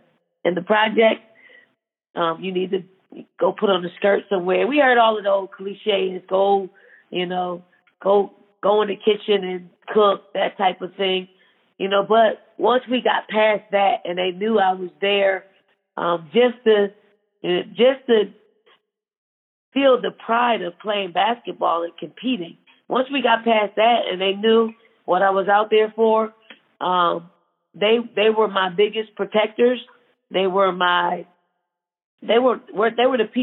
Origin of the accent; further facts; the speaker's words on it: Philadelphia, Pennsylvania, United States; growing up in Philly